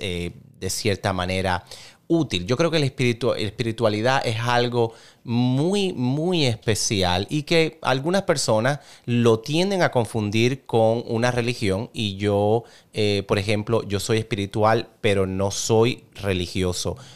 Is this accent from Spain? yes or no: no; Cuba; como tú soy cubano